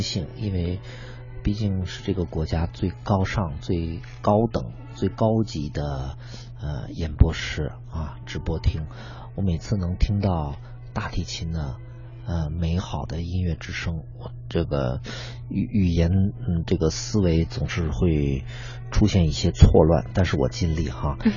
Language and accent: Chinese; Beijing, China; 我作为一个土生土长的北京人